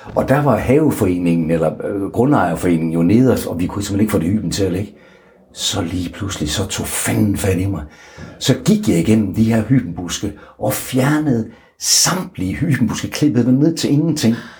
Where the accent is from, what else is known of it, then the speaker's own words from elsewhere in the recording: North Jutland, North Denmark Region, Denmark; jeg er en tilbageholdende nordjyde